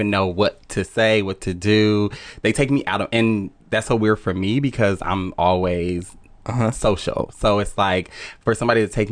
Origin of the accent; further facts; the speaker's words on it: Compton, California, United States; I'm from Compton, y'all. What's up? Born and raised.